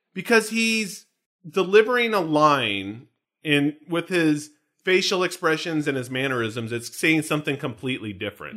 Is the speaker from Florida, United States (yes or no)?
no; California, United States; I'm a Californian.